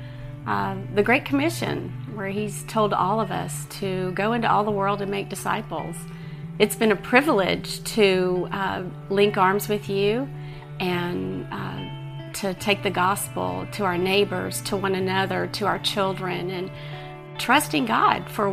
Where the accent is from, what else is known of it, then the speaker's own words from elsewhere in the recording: Georgia, United States; We're from Georgia. We're both from Georgia. We lived in the same county of Georgia